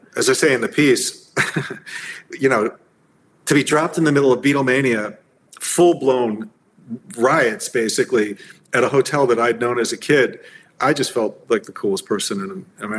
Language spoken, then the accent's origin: English; Miami Beach, Florida, United States; moved away; also born or lived in Key Biscayne; Probably one of three people actually born in Miami Beach. Everyone else comes from somewhere else. But I was born there and grew up, born in Key Biscayne and grew up on Miami Beach, went to Beach High.